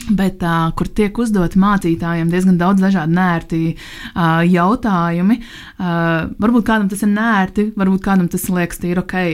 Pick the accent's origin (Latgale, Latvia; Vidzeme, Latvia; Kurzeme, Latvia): Kurzeme, Latvia; Liepāja; cik es pati nāku no Liepājas